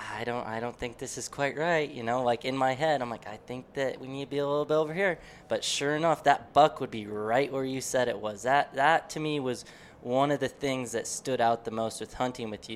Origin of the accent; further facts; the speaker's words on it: Deer Lodge, Montana, United States; growing up in Western Montana in Deer Lodge there